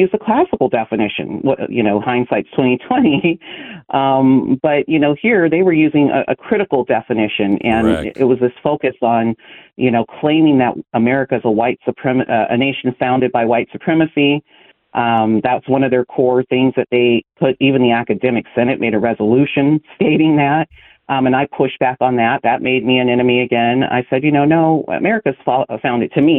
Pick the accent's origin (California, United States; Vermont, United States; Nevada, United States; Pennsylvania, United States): California, United States; Lodi; born or raised there